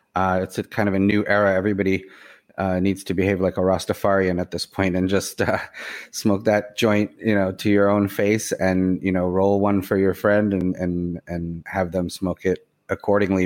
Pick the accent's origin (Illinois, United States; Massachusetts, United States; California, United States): Massachusetts, United States; Boston; now in New York City, United States; I grew up in the Boston area. I live in the New York City area